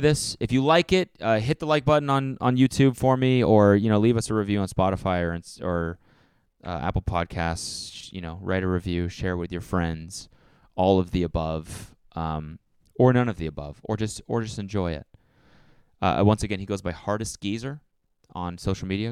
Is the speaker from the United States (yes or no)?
no; Canada; I'm from Canada